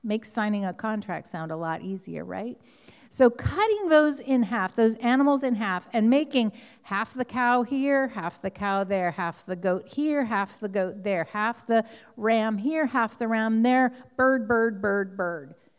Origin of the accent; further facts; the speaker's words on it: Southern California, United States; I grew up in Southern California